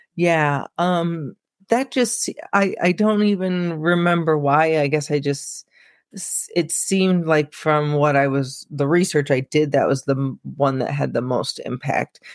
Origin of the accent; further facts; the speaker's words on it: Peoria, Illinois, United States; I live he, in central Illinois, I'm in Peoria. Um, I haven't always been here, you know, I've left and come back, but we kinda joke that it's like a black hole, like, it seems like everybody who moves away eventually comes back, but probably 'cause our families are here